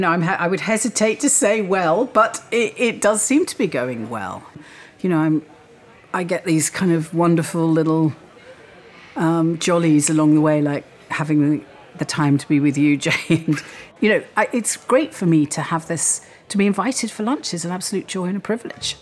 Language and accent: English; Wales, United Kingdom; moved away as an adult; grew up in Wales, yes. Mo- my parents moved to Wales when I was three. I was educated there and I lived there until I went to university.